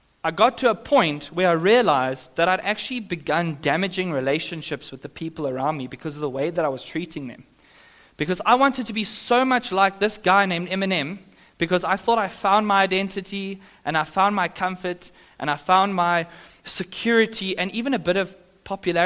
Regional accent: Johannesburg, Gauteng, South Africa; moved away; I'm from Sandton in Joburg

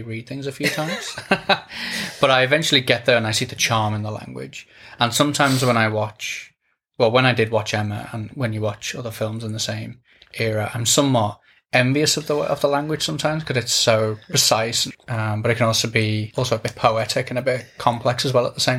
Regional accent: England, United Kingdom; I was born in England into a working class family

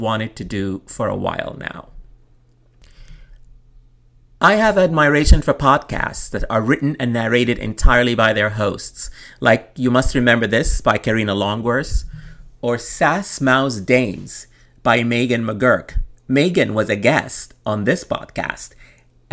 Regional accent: Khartoum, Sudan; my childhood growing up in Khartoum

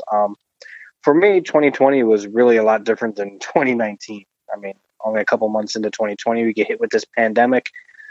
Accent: East Coast, United States; now in Los Angeles, United States; growing up on the East Coast in the cold weather

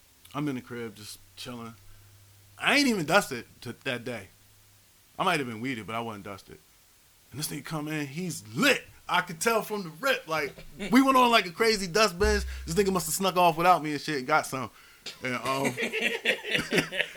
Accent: Philadelphia, Pennsylvania, United States; I'm from Philly, uptown, right by the Shelton-Montgomery border.

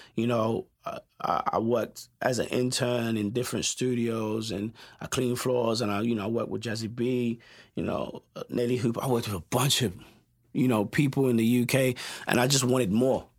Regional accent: London, United Kingdom; moved away as an adult; also born or lived in Westminster / Peckham / New Cross / Tottenham; now in Los Angeles, United States; I was born in, we, at Westminster, right? And then I grew up in, uh, a place called Brockley

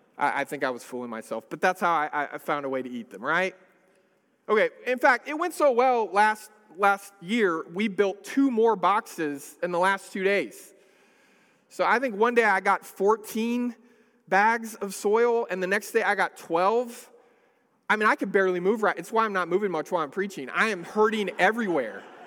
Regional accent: Northern California, United States; I grew up in a city in, in California. I, I grew up in Northern California

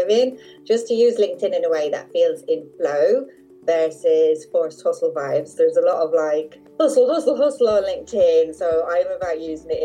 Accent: Dublin, Leinster, Ireland; now in Devon, United Kingdom; I'm in Devon in southwest England, and I'm originally from Dublin

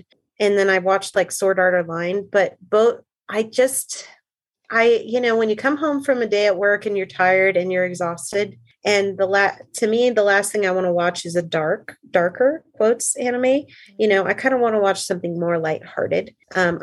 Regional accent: United States; as an American and Christian

